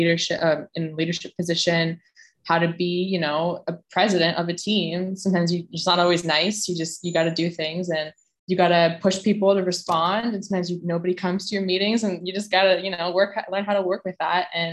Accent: Scituate, Massachusetts, United States; my hometown, from my town in Boston, from Scituate, Mass

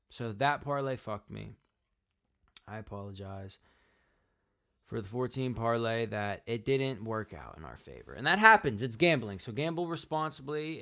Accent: Pittsburgh, Pennsylvania, United States; now in Atlanta, United States; I'm from Pittsburgh

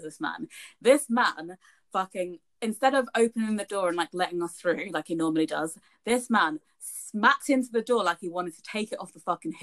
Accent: United Kingdom; Us being British

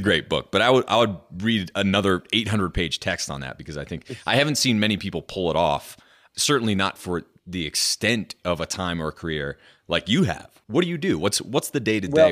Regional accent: New Hampshire, United States; moved away; I grew up in New Hampshire

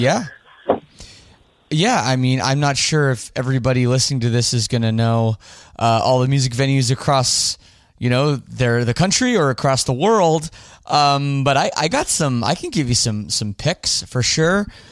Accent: Toronto, Ontario, Canada; my hometown of Toronto

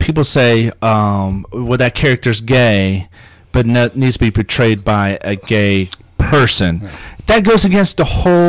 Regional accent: South Africa; And I'm from South Africa and I'm a Jew, so yeah.

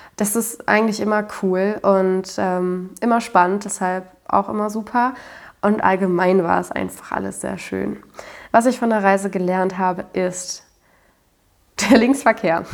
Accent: Germany; als ähm, Deutscher

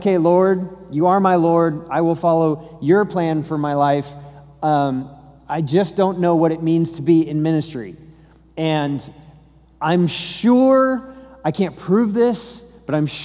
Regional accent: Colorado, United States; So I'm from Colorado, I'm not from Texas.

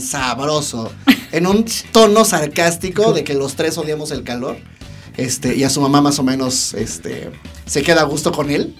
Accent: Mexico City, Mexico; somos diseñadores gráficos de la Ciudad de México

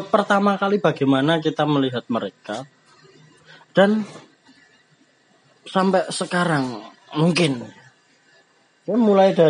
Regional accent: Surakarta, Central Java, Indonesia; accent: Javanese; ya sebelumnya kita berasal dari Solo ya jadi kalau bahasanya bahasa Indonesia nya agak medok ke Jawa

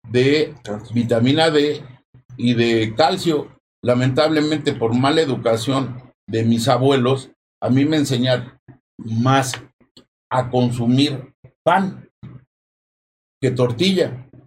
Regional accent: Mexico

